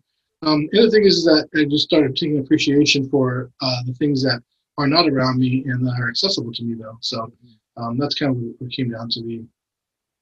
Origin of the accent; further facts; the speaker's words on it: San Diego, California, United States; also born or lived in Mexico / San Francisco; I grew up in San Diego. I was born in San Diego, lived in Mexico as a little boy until about, you know, age of school, and moved back to San Diego and grew up in North Park, Mission Hills